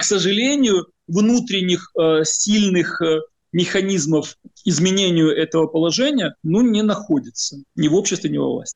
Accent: Ukraine; Как украинец

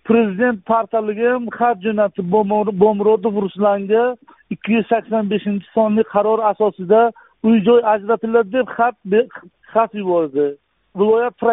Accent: Koson District, Kashkadarya Region, Uzbekistan; moved away as an adult; now in Qarshi, Uzbekistan; man bir ming to'qqiz yuz yetmish yettinchi yil koson tumanida tug'ilganman

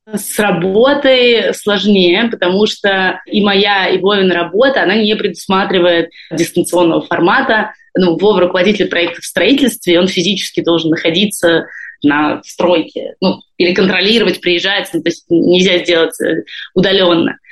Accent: Moscow, Russia; moved away as an adult; also born or lived in Saint Petersburg; now in Israel; я из э, Москвы, но последние 10 лет прожила в Петербурге

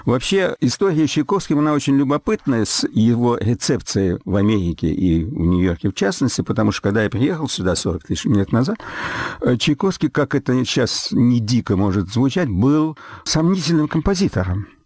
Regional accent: Russia; ту вот самую борьбу интеллигенции, которой мы выросли все в России.

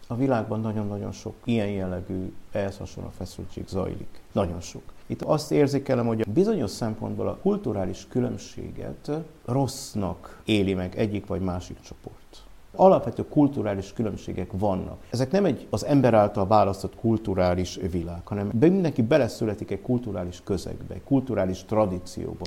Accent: Cluj-Napoca, Cluj County, Romania; moved away as an adult; also born or lived in Budapest, Hungary / Olaszliszka, Hungary; now in Hungary; Én Kolozsváron születtem már, mm. mert szüleim 50-es években Kolozsvára kerültek. Kolozsváron nőttem fel

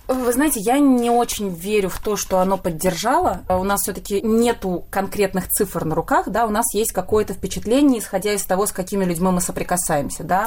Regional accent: Saint Petersburg, Russia; moved away as an adult; now in Haifa, Israel; В Петербурге я прожила 31 год своей жизни.

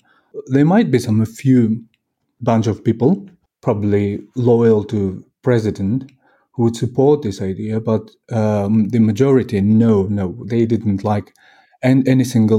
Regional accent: Kyrgyzstan; English is a second language; Yes, well, this is the least problem that we needed to, you know, to be solved at the moment.

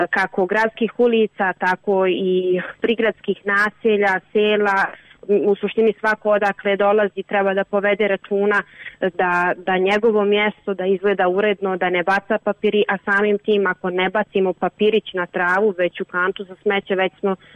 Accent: Prijedor, Republika Srpska, Bosnia & Herzegovina

